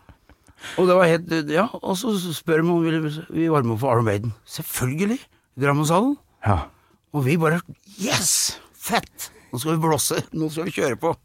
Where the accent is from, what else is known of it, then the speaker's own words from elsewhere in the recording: Skedsmokorset, Akershus, Norway; var det hjemme på Åsnagen, jeg bodde der, i Skedsmokorset